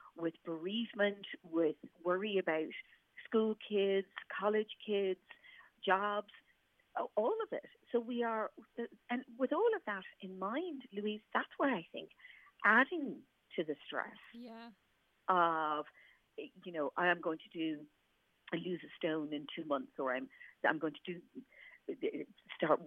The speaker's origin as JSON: {"language": "English", "country": "Ireland", "said": "as Irish people"}